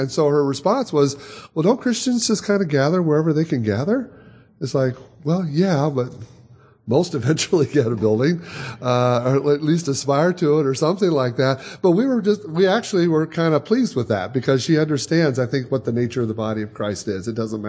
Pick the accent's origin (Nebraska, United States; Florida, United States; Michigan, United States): Michigan, United States; now in Chicago, United States; We've been in Chicago now for 30-some years. I grew up in Michigan, Chicago for 30-some years.